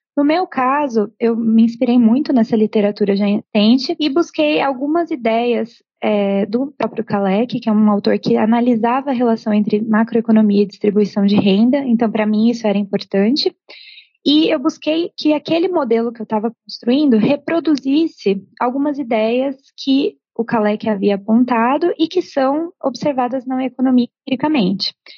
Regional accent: Brazil; como brasileira

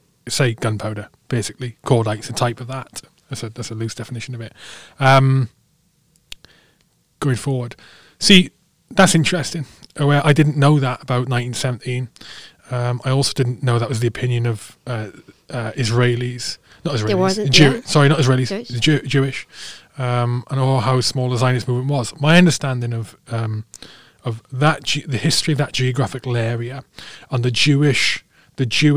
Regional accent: United Kingdom; We're British because we're from Britain

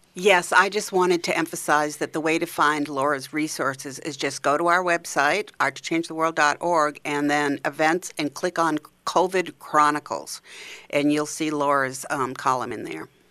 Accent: Maine, United States; accent: Maine; moved away; I'm from Maine originally

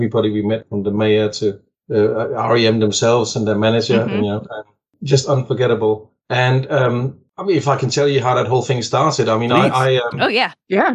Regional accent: Denmark; moved away; I'm from Denmark originally, in Scandinavia. And in Denmark, when I grew up

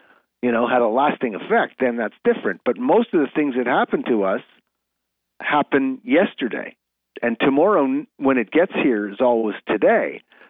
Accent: Canada; You know, I'm a Canadian player, so I don't believe in dipsy doodle and all this fancy stuff.

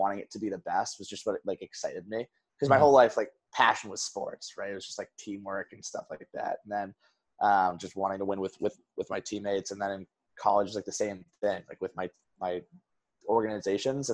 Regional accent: Wellesley, Massachusetts, United States; also born or lived in Boston, Massachusetts; So I grew up in Wellesley

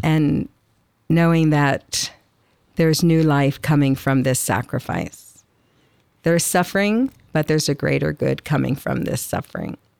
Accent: Atlantic City, New Jersey, United States; moved away; also born or lived in Illinois; I grew up in Atlantic City, so I'm an ocean girl, actually, but When I lived, I, I think, seven or eight years in Illinois

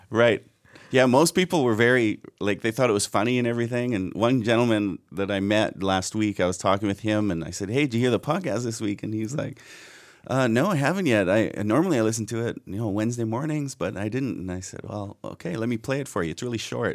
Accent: Canada; being truly Canadian

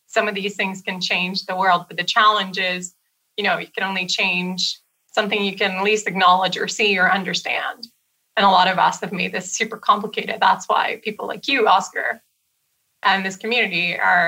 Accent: Brazil; moved away; I'm from Brazil originally.

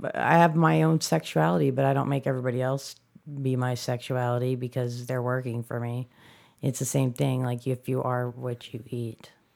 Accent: Chicago, Illinois, United States

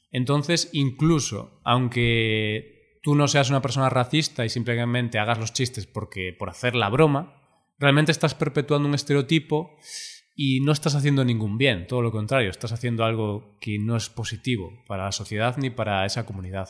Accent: Spain; no soy francés, soy español

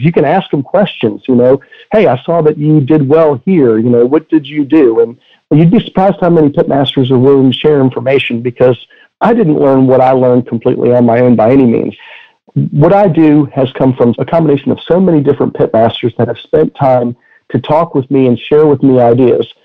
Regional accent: Petersburg, Virginia, United States; I was born in Petersburg, Virginia

